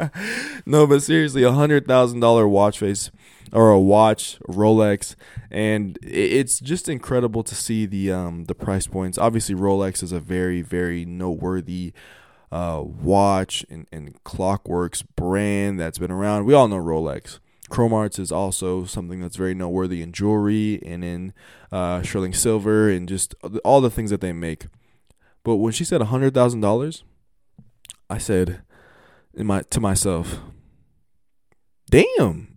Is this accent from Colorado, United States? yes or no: yes; Colorado, United States; Colorado, Colorado, my home state